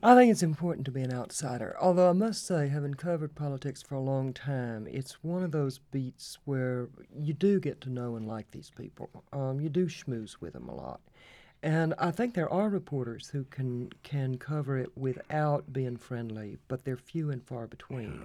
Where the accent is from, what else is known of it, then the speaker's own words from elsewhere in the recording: Lovelady, Texas, United States; accent: Texas accent; also born or lived in Minneapolis, Minnesota; grew up in, in a small town in East Texas, Love Lady, Texas